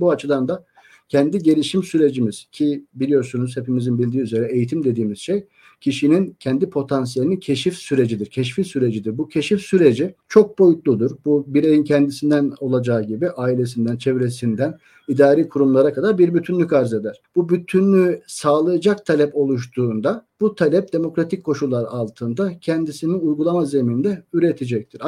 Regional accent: Antalya, Turkey; ben Antalyalıyım

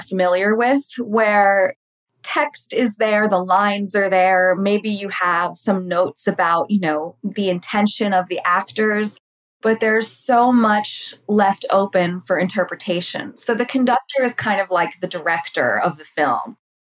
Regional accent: New York City, New York, United States; also born or lived in Ithaca; now in Los Angeles, United States; I live in Los Angeles. I'm from New York City originally

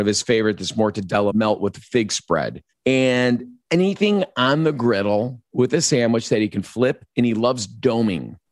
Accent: Chicago, Illinois, United States

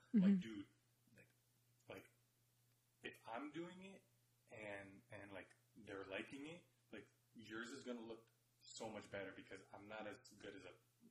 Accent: San Antonio, Texas, United States; So everyone's saying where they're from. And we both said we're from San Antonio.

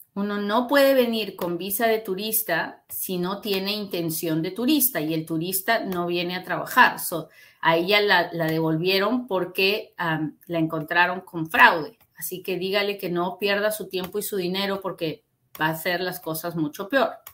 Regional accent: Peru; now in United States; yo soy peruana también

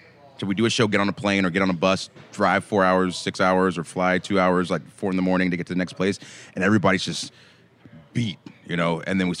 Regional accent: Atlanta, Georgia, United States; So I grew up in Atlanta

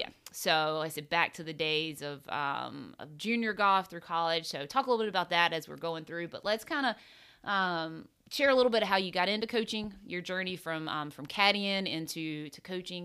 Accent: South Carolina, United States; playing junior golf growing up in South Carolina

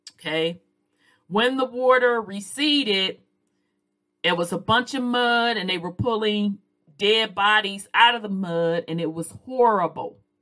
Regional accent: Chicago, Illinois, United States; also born or lived in the South; I'm from the South, but grew up up north

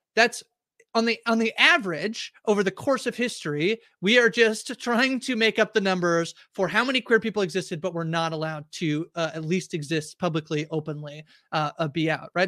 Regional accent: Canada; I'm Canadian

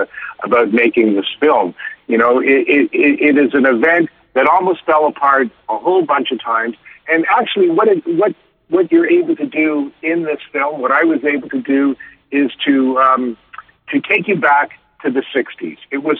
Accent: Canada; being a Canadian, I love Canadian stories

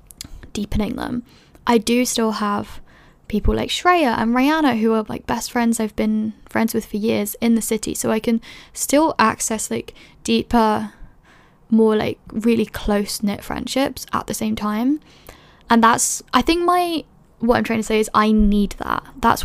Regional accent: London, United Kingdom; moved away as an adult; also born or lived in Edinburgh; When I was in first year, I moved to Edinburgh from London. I was 18, I didn't know anybody

